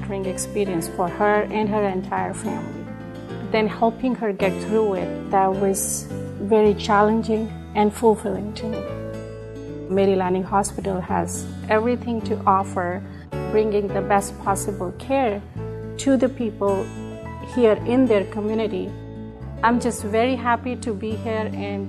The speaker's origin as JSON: {"language": "English", "country": "India", "tie": "born or raised there", "moved": "as an adult", "lives_now": "Hastings, United States", "said": "I grew up in India"}